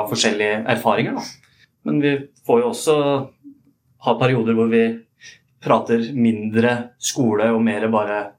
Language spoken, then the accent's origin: Norwegian; Porsgrunn, Telemark, Norway; Jeg eh, er jo fra Porsgrunn.